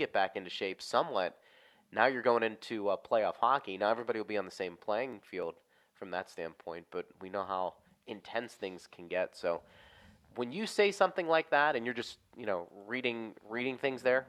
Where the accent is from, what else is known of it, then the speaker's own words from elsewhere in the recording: Pittsburgh, Pennsylvania, United States; moved away; back home where I grew up in Pittsburgh